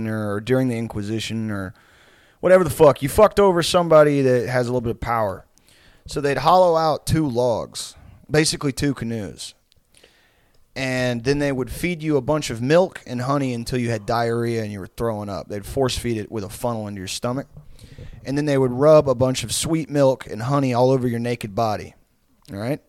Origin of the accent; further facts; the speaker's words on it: Houston, Texas, United States; accent: South Houston accent; moved away; we're from the same area, we grew up in the same area, like South Houston